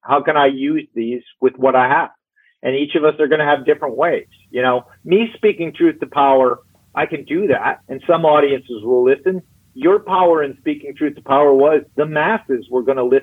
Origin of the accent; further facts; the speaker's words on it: Minneapolis, Minnesota, United States; also born or lived in Wisconsin; I grew up in Minneapolis, St. Paul